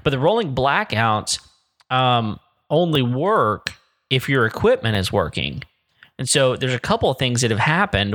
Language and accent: English; Texas Panhandle, United States; I grew up in the Panhandle